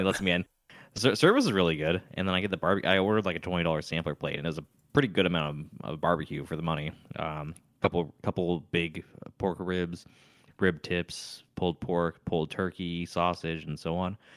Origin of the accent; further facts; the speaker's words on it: California, United States; moved away as an adult; now in Tennessee, United States; I was from California.